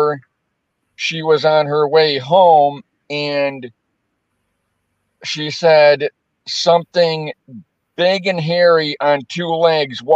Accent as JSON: {"language": "English", "town": "Albion", "region": "New York", "country": "United States", "tie": "born or raised there", "said": "I'm originally born and raised in Albion, New York"}